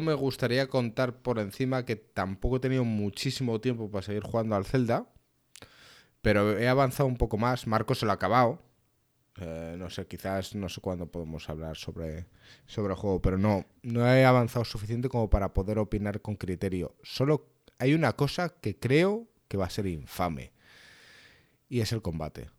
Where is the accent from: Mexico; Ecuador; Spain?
Spain; soy español